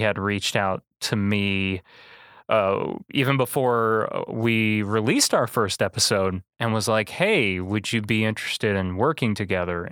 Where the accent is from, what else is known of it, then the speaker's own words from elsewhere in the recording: Manteno, Illinois, United States; born and raised in Mantino